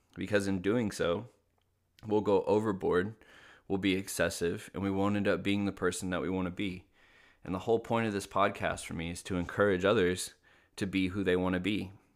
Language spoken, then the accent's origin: English; Little Rock, Arkansas, United States; I grew up in Little Rock, Arkansas